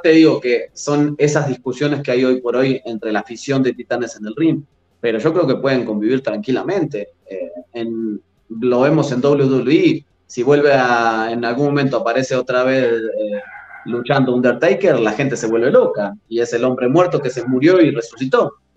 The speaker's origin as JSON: {"language": "Spanish", "country": "Argentina", "moved": "yes", "said": "soy argentino"}